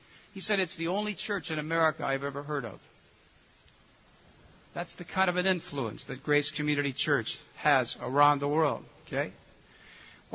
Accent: United States; me being an American

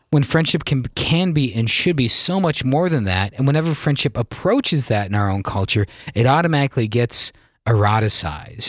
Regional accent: South Dakota, United States; I'm born and raised in South Dakota

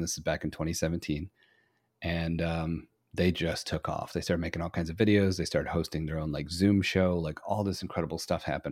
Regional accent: Flint, Michigan, United States; originally I'm from Flint, Michigan

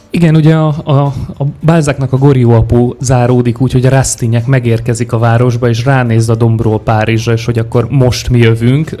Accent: Szombathely, Vas, Hungary; moved away as an adult; now in Budapest, Hungary; én szombathelyiként születtem

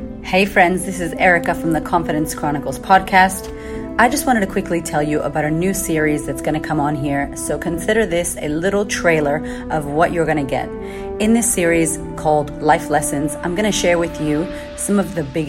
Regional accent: Boston, Massachusetts, United States; moved away as an adult; also born or lived in California / Florida; So I was from Boston, moving to California.

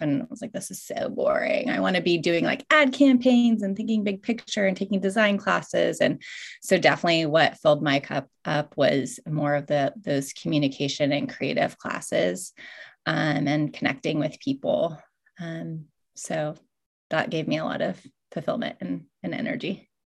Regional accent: Alaska, United States; moved away; also born or lived in Hawaii / Bellingham, Washington; growing up in Alaska

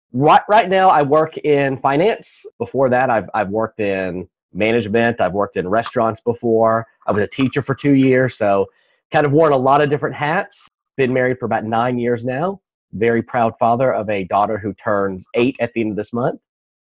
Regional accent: East Texas, United States; also born or lived in Houston; now in Austin, United States; I'm originally from East Texas.

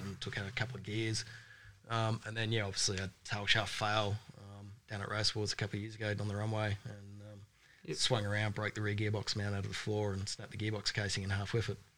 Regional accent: Australia; I'm actually Australian born

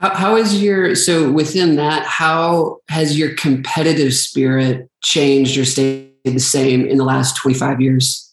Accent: Staples, Minnesota, United States; I'm from a very small town in Minnesota called Staples, Minnesota

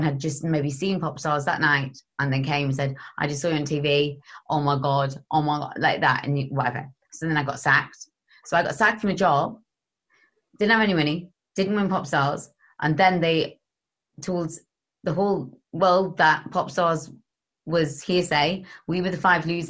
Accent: Gateshead, North East England, United Kingdom; I was from Council State in Gateshead.

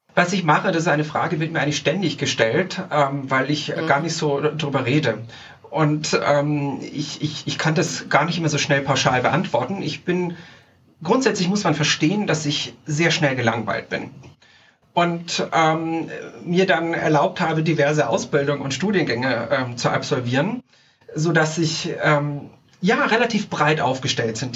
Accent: Tyrol, Austria; also born or lived in Salzburg, Austria; now in Zurich, Switzerland; in meiner Heimat drüben in Österreich, äh, in Tirol

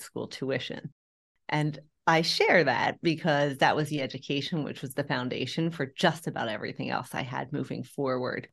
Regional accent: Philadelphia, Pennsylvania, United States; moved away as an adult; also born or lived in Europe; born and raised in Philadelphia, Pennsylvania

